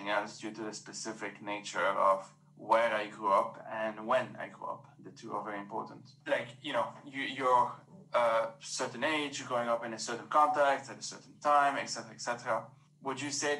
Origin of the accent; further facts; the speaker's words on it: Lebanon; I grew up in post-war Lebanon